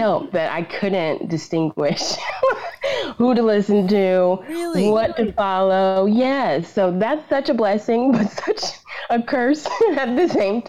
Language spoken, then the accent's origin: English; Columbia, South Carolina, United States; also born or lived in Fort Bragg; But I was born in North Carolina, and then we moved to Columbia, South Carolina, and that's where we were really raised, me and my sisters